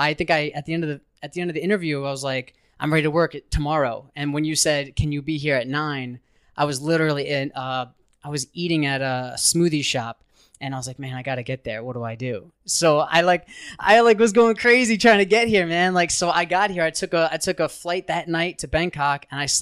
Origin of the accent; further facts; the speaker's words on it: Syosset, New York, United States; moved away as an adult; also born or lived in Suffolk County, New York; now in Chiang Mai, Thailand; I'm originally from Long Island, New York. I was born in Syosset. I lived in Suffolk County.